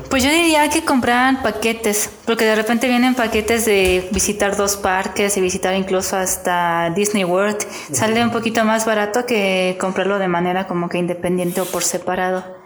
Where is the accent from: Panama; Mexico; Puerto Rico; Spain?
Mexico; Querétaro; also born or lived in Mexico City / San Juan del Río; yo originalmente nací en el DF, pero pues prácticamente toda mi vida he vivido aquí en, Querétaro. Estuve viviendo unos años en San Juan del Río